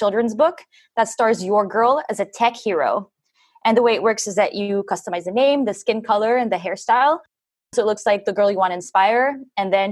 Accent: France; also born or lived in Philippines; now in United States; I'm half Filipino and also from France

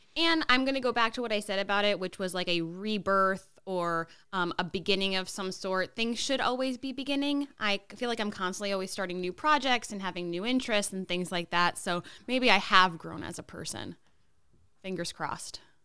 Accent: Connecticut, United States; moved away; we're both from Connecticut

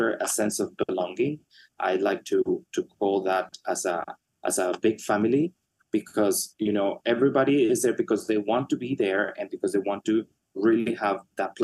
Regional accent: Mexico; moved away; Mexico for the second time, my home country

